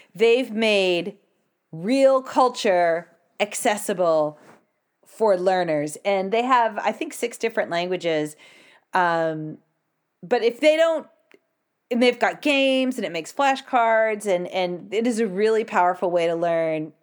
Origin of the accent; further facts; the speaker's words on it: United States; I'm American